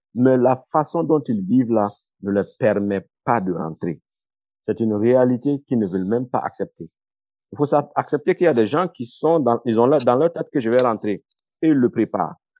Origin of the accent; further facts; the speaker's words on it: Burkina Faso; moved away; j'avais prévu de rentrer au Burkina, comme je l'ai dit, en 2015